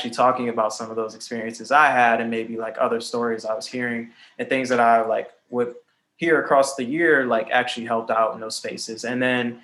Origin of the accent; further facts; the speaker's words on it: Cleveland, Ohio, United States; moved away as an adult; now in New York City, United States; Cleveland, Ohio in the background, my hometown